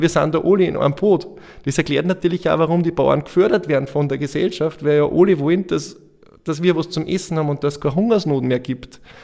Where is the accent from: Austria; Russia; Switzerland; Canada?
Austria; Andorf, Upper Austria; bei uns in Andorf